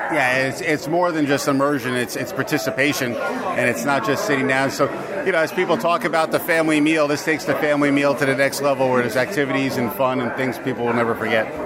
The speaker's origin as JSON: {"language": "English", "region": "New York", "country": "United States", "moved": "yes", "lives_now": "Texas, United States", "said": "I'm from New York"}